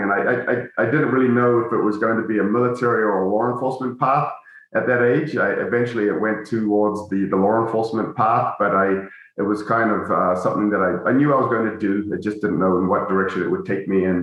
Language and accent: English; New Zealand; moved away; my childhood friends I grew up with in New Zealand